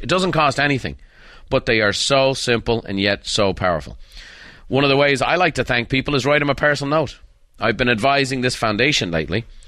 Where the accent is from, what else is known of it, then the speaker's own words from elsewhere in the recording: Ireland; as a boy growing up in Ireland.